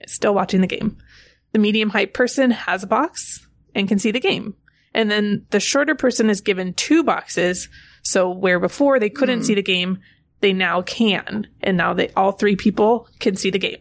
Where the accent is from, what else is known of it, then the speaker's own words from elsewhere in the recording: California, United States; I grew up in California